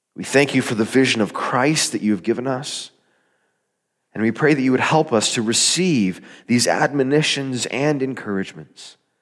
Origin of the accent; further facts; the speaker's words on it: Arizona, United States; moved away as an adult; I grew up in Arizona. I was in the desert for the first eighteen or so years of my life